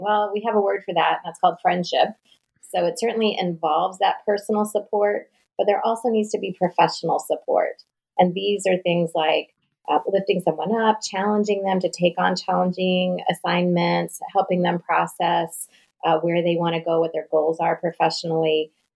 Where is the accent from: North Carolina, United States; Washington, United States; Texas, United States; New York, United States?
North Carolina, United States; accent: Southern; I'm from the South, so I'm a Southerner, although I'm told I'm a fast speaking Southerner. And I spent most of my life in North Carolina